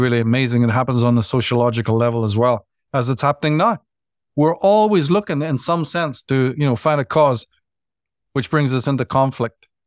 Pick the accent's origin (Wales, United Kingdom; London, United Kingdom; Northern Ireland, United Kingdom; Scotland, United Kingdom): Northern Ireland, United Kingdom; growing up in Northern Ireland